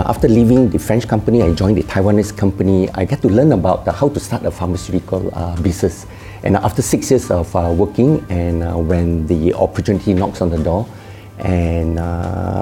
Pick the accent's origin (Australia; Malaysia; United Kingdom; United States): Malaysia; Kuala Pilah, Negeri Sembilan; also born or lived in Seremban, Malaysia; Grew up in a very small town, Kuala Pilang.